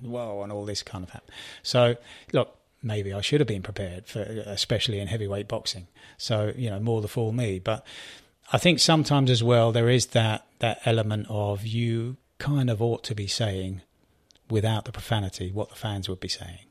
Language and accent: English; United Kingdom; I'm British